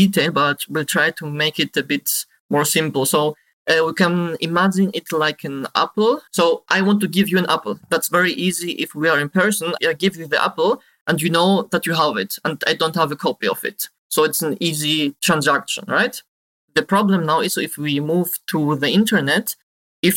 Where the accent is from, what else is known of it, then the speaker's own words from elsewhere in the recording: Greece; moved away as an adult; now in Germany; I now live in Germany. I'm originally from Greece and moved to Germany to study IT security.